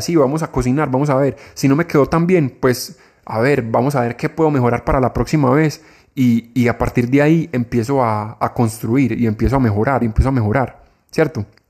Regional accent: Colombia; acá en mi país

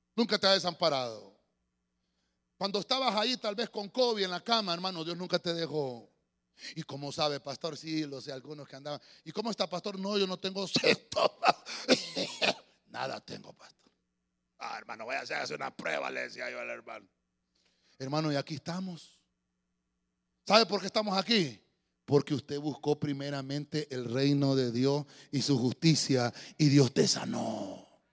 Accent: Tegucigalpa, Francisco Morazán, Honduras; los que somos de aquí de Tegucigalpa, allá por la década de los 80

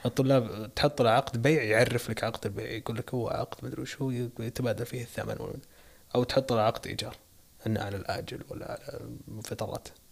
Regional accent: Saudi Arabia; عندنا بالسعوديه

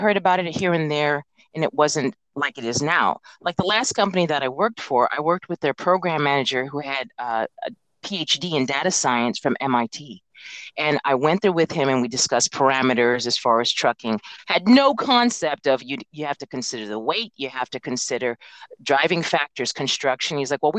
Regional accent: Alaska, United States; I'm originally from Alaska. My father was in the Air Force and relocated the family up there and retired.

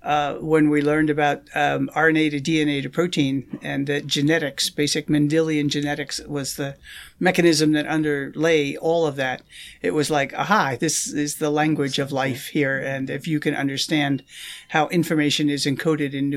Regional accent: New York area, United States; born or raised there; moved away as an adult; also born or lived in Maryland; now in Madison, United States

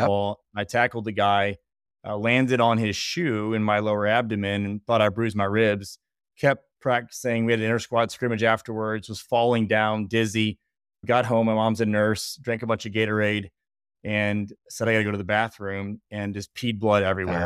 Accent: Bryan, Ohio, United States; I grew up playing in Northwest Ohio, small town called Bryan

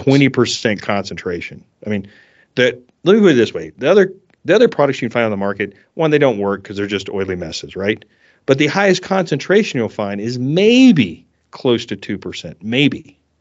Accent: South Carolina, United States; moved away as an adult; also born or lived in Orange County, California; now in Colorado, United States; I grew up in South Carolina, and then I moved to Southern California

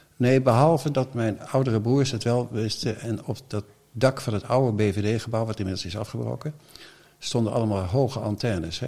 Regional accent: The Hague, South Holland, Netherlands; also born or lived in Den Bommel; ik ben een Hagenaar

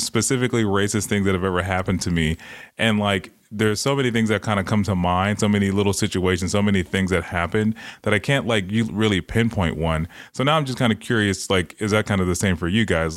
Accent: Los Angeles, California, United States; growing up in Watts

